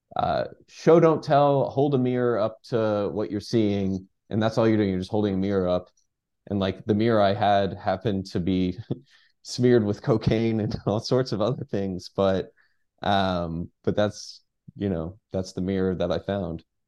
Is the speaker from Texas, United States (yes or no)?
yes; Dallas, Texas, United States; moved away; also born or lived in New York; I'm from, from Dallas.